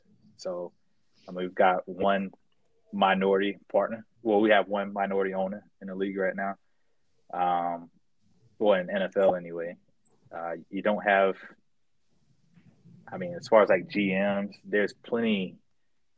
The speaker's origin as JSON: {"language": "English", "region": "the South", "country": "United States", "tie": "born or raised there", "said": "I grew up in the South."}